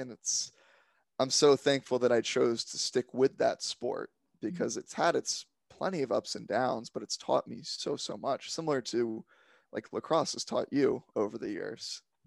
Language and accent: English; Silver Spring, Maryland, United States; I'm from just outside of D C in Silver Spring, Maryland area